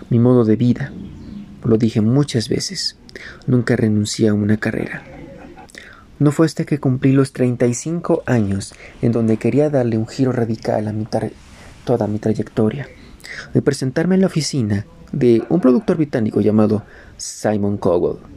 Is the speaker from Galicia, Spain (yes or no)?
no; Madrid, Community of Madrid, Spain; moved away; also born or lived in Rüsselsheim, Germany; Yo nací en Rustenheim, Alemania, el 13 de octubre de 1969. Y, donde muy joven, me mudé a Madrid, España, en donde viviría una de las más grandes experiencias de mi infancia.